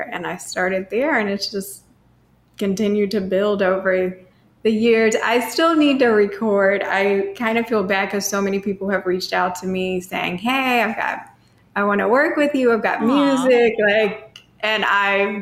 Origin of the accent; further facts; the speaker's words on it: Cape Girardeau, Missouri, United States; now in St. Louis, United States; I'm originally from Cape Girardeau, Missouri, which is 2 hours south